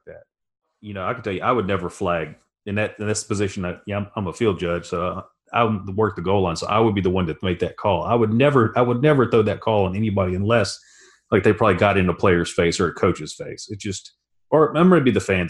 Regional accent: Louisiana, United States; moved away as an adult; I grew up in Louisiana and was raised an LSU fan

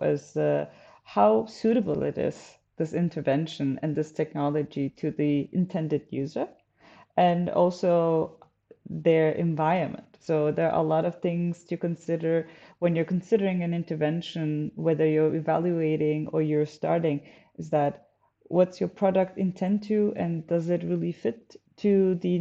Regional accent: Turkey; now in Germany; I'm originally from Turkey. I am now working in Germany

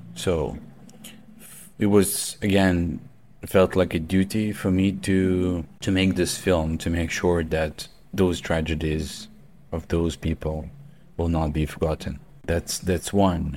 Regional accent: Kharkiv, Kharkiv Oblast, Ukraine; I was in a Kharkiv, in my hometown

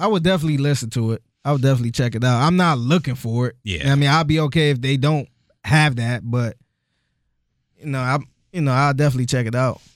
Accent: Cleveland, Ohio, United States; moved away as an adult; now in Houston, United States; I'm from Cleveland

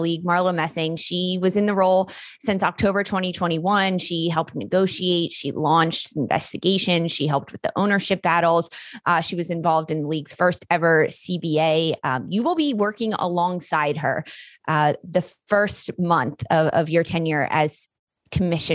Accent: Philadelphia, Pennsylvania, United States; I'm from Philly

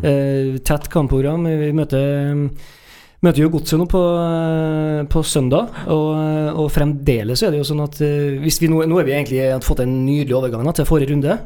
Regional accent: Trøndelag, Norway; sitter jo her som trøndere

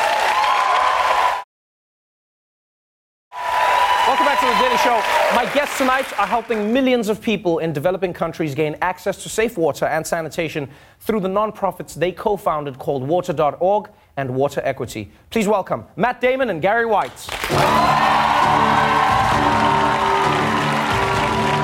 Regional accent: South Africa; as a South African

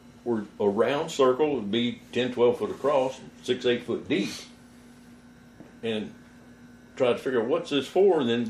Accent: Florida, United States; moved away as an adult; also born or lived in Georgia; now in West Texas, United States; I'm from Florida originally, born and raised there

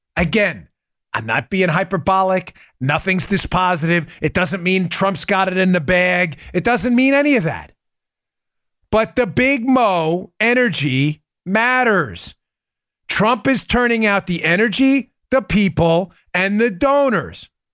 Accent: New York, United States; I'm an Italian from New York

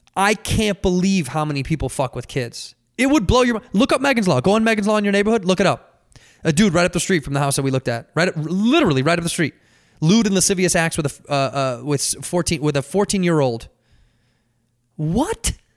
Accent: Chicago, Illinois, United States; moved away; I'm born and raised in Chicago

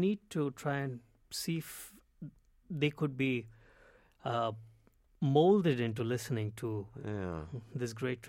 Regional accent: Mumbai, Maharashtra, India; growing up in Mumbai

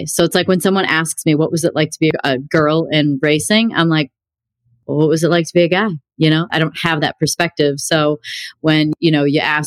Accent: Illinois, United States; also born or lived in Wisconsin; I grew up in Illinois

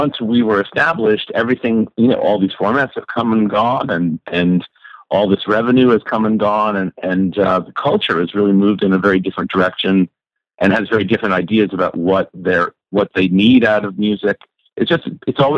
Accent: Boston, Massachusetts, United States; moved away; also born or lived in New York City; I grew up in Boston where they had a thing called Dial-Up Prayer.

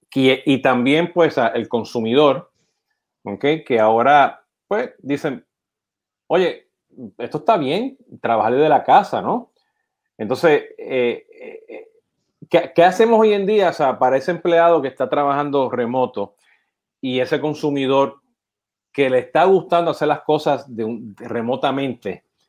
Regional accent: Puerto Rico; siendo puertorriqueño

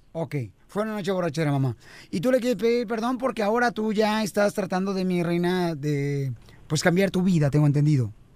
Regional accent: Jalisco, Mexico; Así somos los de Jalisco

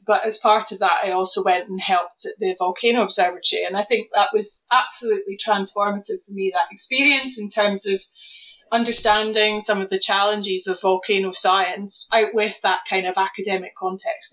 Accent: South Lanarkshire, Scotland, United Kingdom; now in Norwich, United Kingdom; I grew up near an uh, old Devonian volcano called Tinto, Tinto Hill in South Lanarkshire

